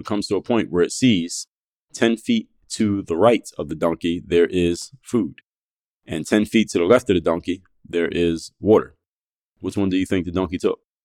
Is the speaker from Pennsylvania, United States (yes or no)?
yes; Philadelphia, Pennsylvania, United States; I'm from Philadelphia